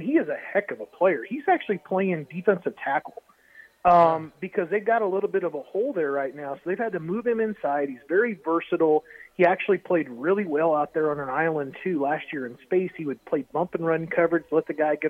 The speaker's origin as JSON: {"language": "English", "town": "Columbus", "region": "Nebraska", "country": "United States", "tie": "born or raised there", "also_born_or_lived": "Kearney, Nebraska", "said": "I'm a central Nebraska-born guy from Columbus"}